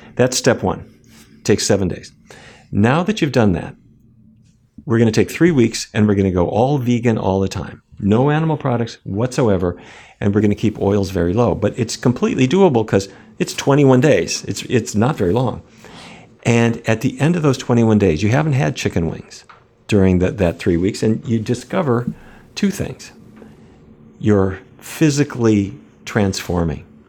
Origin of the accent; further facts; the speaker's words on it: Fargo, North Dakota, United States; moved away as an adult; also born or lived in New York City; now in Washington, D.C., United States; I grew up in North Dakota. Um, I don't know if you've seen the movie Fargo, Fargo. That's where I grew up.